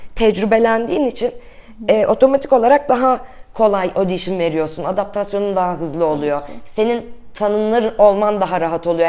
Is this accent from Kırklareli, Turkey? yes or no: yes; Kırklareli, Turkey; now in Istanbul, Turkey; Kırklareli'de doğdum.